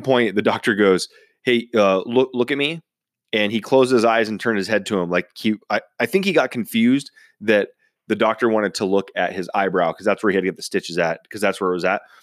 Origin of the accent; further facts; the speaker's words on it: United States; I was born and raised in Washington